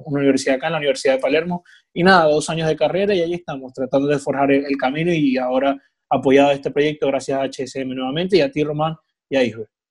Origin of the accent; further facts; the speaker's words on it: Maracaibo, Zulia, Venezuela; moved away; soy venezolano